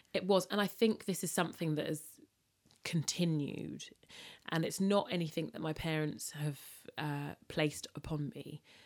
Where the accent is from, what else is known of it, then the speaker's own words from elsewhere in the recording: London, United Kingdom; I'm British. If I'm born and bred Londoner, but there is a great sense of my upbringing being very Caribbean